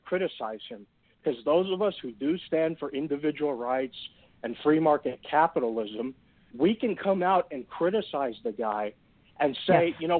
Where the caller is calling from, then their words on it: Texas, United States; I'm from Texas.